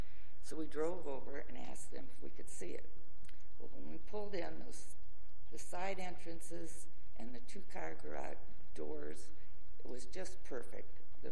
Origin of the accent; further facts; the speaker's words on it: Fort Lauderdale, Florida, United States; moved away as an adult; now in Palm Coast, United States; We're from Fort Lauderdale.